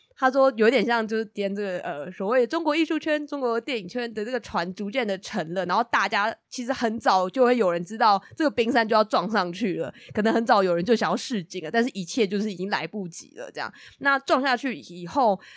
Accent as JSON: {"language": "Chinese", "country": "Taiwan", "said": "身为台湾人有种自己的嗯印象被更新了的感觉"}